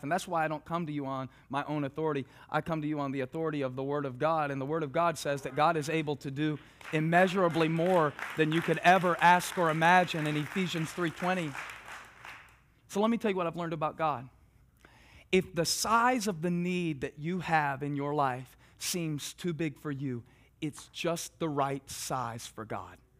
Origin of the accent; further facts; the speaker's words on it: South Carolina, United States; moved away; I grew up in South Carolina, so in the southern United States of America